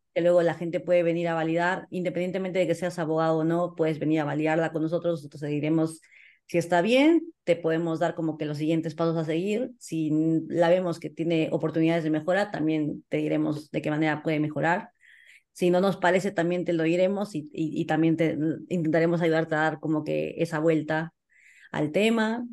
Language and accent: Spanish; Peru; como socios somos peruanos